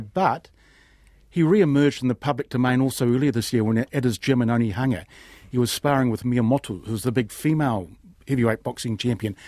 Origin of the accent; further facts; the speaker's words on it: New Zealand; being a Kiwi